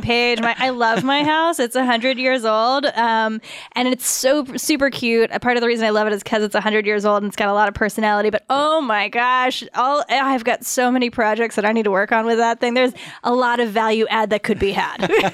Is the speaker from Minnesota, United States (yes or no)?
no; Douglasville, Georgia, United States; I grew up in Douglasville